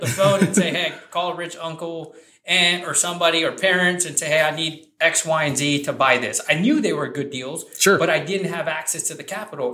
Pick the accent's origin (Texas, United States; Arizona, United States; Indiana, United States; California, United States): Texas, United States; San Antonio; where I grew up in that area